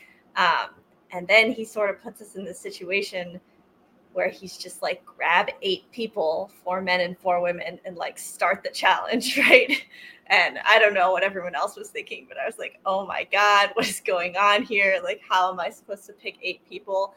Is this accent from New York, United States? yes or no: no; Boston, Massachusetts, United States; I'm from Boston